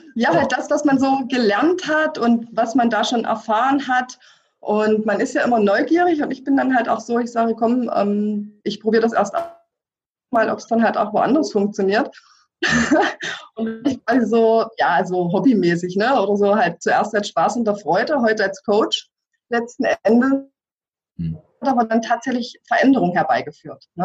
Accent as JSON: {"language": "German", "region": "former East Germany", "country": "Germany", "moved": "as an adult", "said": "ich selbst komme aus der ehemaligen DDR"}